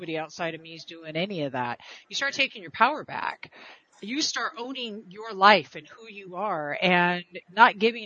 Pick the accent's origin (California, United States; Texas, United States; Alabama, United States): California, United States; I'm from California